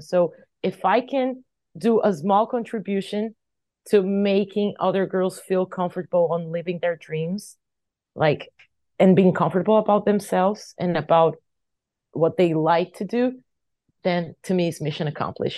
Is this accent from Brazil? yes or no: yes; Brazil; I was from Brazil